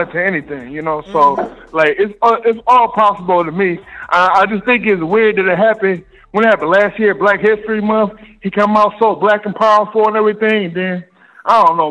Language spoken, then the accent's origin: English; Michigan, United States; now in Catskill Mountains, New York, United States; I'm from Michigan, so I'm used to it